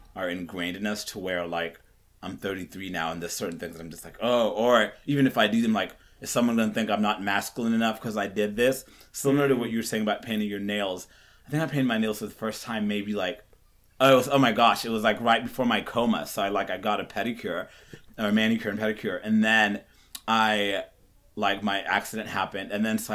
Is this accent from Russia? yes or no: no; Kenya; I was born in Kenya, and so I lived in Kenya, which is a very, almost just like men are supposed to be this and this. And I grew up on a farm kind of.